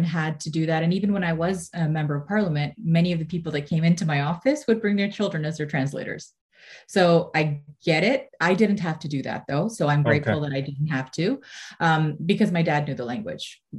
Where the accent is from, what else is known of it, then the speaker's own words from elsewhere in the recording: Mississauga, Ontario, Canada; I grew up in Mississauga